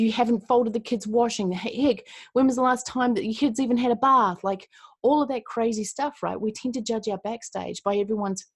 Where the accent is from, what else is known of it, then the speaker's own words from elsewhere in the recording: Christchurch, Canterbury, New Zealand; I'm from Christchurch, New Zealand